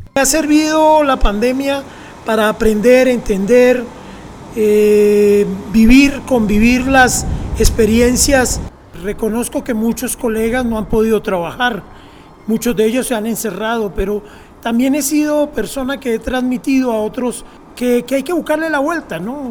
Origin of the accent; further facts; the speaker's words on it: Colombia; moved away; Nosotros como cultura chipcha en Colombia, de donde yo nací, también estamos en una meseta, ¿no? Que es el antiplano cundiboyacense. Entonces de ahí pertenezco yo